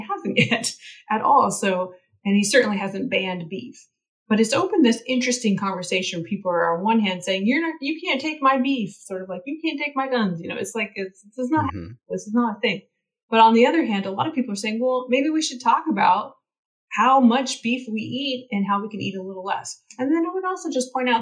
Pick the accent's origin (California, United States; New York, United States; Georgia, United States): California, United States; Northern; grew up in dairy country and I'm from Northern California